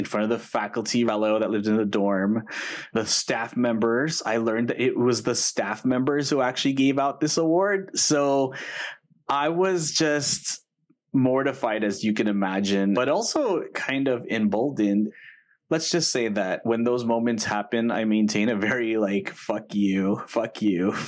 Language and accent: English; Los Angeles, California, United States; I grew up in Eagle Rock, which is in Northeast Los Angeles, kindergarten through eighth grade